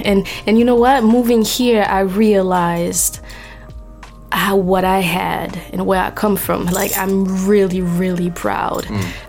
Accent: Paris, Île-de-France, France; moved away as an adult; also born or lived in Senegal / Cape Verde; now in New York, United States; I am originally from Senegal and Cape Verde, raised in Paris, and moved to New York 4 years ago.

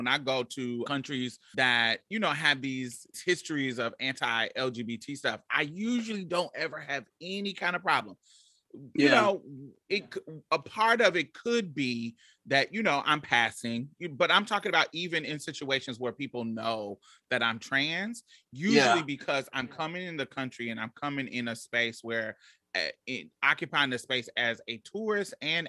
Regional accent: United States; I have experienced very, very positive experiences in other countries, just based on the fact that I'm American.

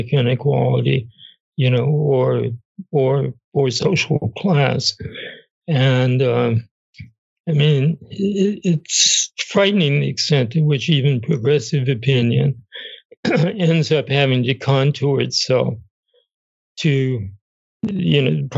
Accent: United States; I'm American.

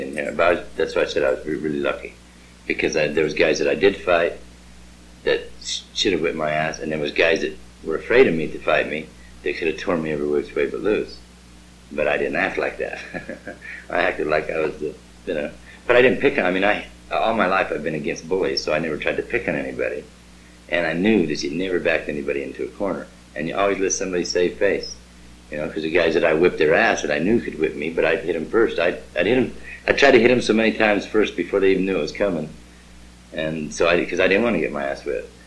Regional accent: Pocatello, Idaho, United States; my hometown of Pocatello

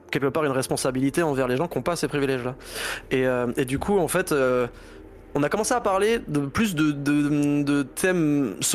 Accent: Laval, Pays de la Loire, France; on vient de Laval donc on sait ce que c'est que de pas avoir de concert

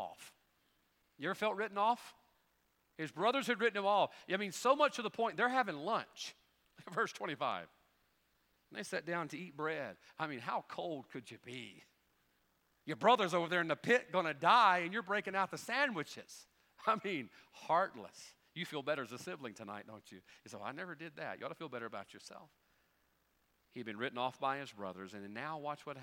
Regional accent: United States; as an American

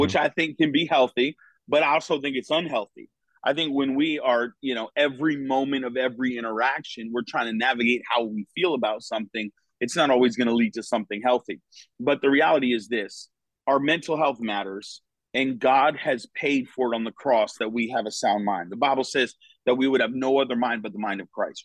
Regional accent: Connecticut, United States; moved away as an adult; now in Florida, United States; was born and raised in Connecticut.

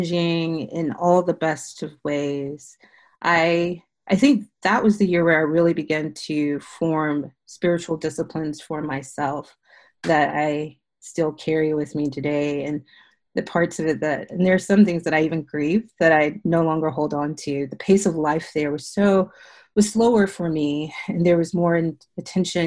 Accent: South Carolina, United States; moved away as an adult; now in Houston, United States; I grew up in South Carolina, a preacher's kid.

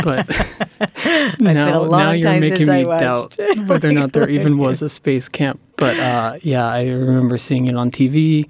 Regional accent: Cranford, New Jersey, United States; My hometown, Cranford, New Jersey, tried to open a skate park there.

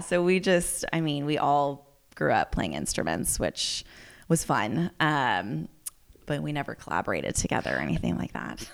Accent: Healdsburg, California, United States; I grew up here, so born and raised in Healdsburg

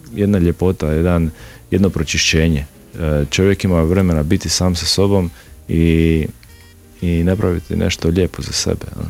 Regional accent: Šibenik, Šibenik-Knin County, Croatia; kod nas u Šibeniku

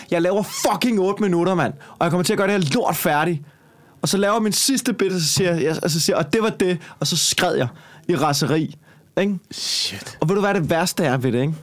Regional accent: Copenhagen, Capital Region of Denmark, Denmark; accent: Copenhagen dialect; jeg snakker københavns

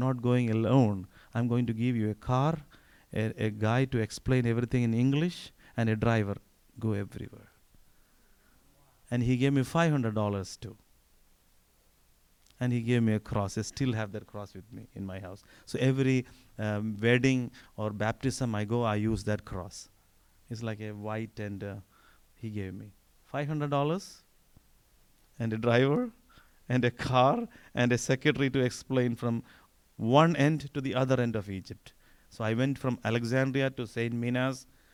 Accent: India; moved away; I'm Indian.

